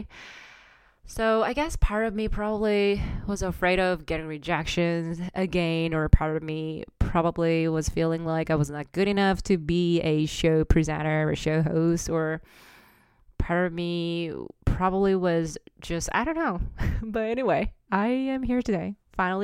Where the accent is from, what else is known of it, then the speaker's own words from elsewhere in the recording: South Korea; English is a second language; moved away as an adult; also born or lived in Singapore / Amsterdam; now in Toronto, Canada; I was born and raised in South Korea.